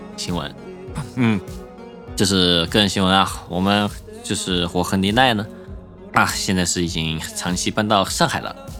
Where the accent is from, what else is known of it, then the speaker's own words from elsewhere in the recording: Chengdu, Sichuan, China; also born or lived in Bloomington, United States / California, United States / Beijing, China; now in Shanghai, China; 成都因为是从小在那儿长大